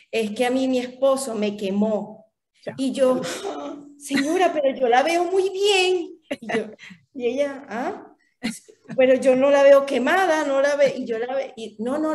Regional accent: Valencia, Carabobo, Venezuela; also born or lived in Falcón / Caracas; yo nací en Falcón, mis padres migran también a Valencia y ahí tuve una vida, o sea, prácticamente pasé mi infancia y mi adultez entre Valencia y Caracas.

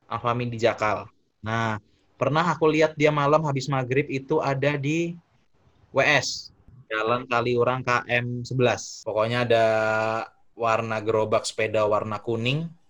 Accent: Jakarta, Indonesia; aku masa kecilku di Jakarta kan eh, SD TK sampai lulus SD

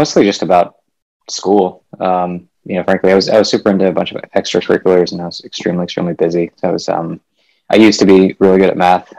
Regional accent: Midwest, United States; also born or lived in India; I was born in India and then moved to the U.S. when I was five or so. So I mostly grew up in the U.S., kind of all over the Midwest.

